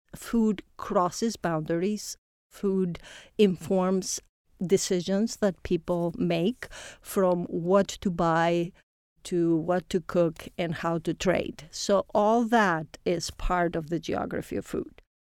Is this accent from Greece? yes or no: yes; Greece; moved away as an adult; now in Indiana, United States; I come from Greece originally.